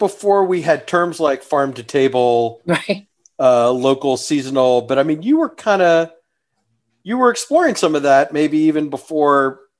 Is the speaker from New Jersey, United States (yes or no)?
no; Houston, Texas, United States; I grew up in Houston